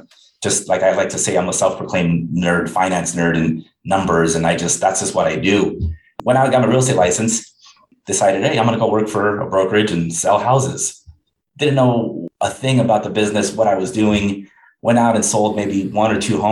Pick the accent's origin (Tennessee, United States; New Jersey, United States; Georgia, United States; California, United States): California, United States; Los Angeles; born and raised in Los Angeles